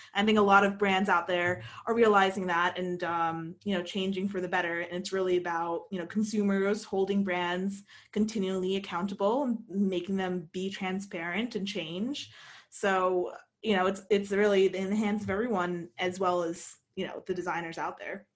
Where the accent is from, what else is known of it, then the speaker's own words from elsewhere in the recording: United States; moved away as an adult; also born or lived in London, United Kingdom; an American who grew up here, who is American